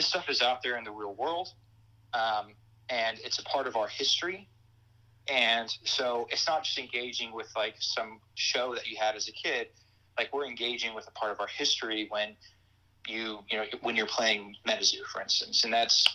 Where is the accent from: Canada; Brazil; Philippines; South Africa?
Brazil; moved away as an adult; now in United States; grew up in Brazil